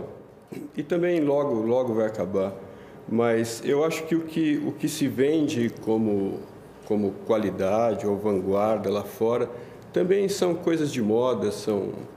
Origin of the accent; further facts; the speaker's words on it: São Paulo, Brazil; also born or lived in Itaim Paulista, São Paulo / Tatuapé, São Paulo; Eu nasci na Vila Mariana, é, morei perto do, do aeroporto ali